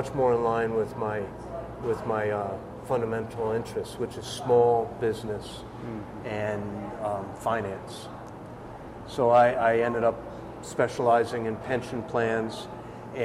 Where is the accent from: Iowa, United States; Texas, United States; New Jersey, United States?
New Jersey, United States; moved away as an adult; also born or lived in Utah / Sacramento, California; now in Central Oregon, United States; I'm from back east, New Jersey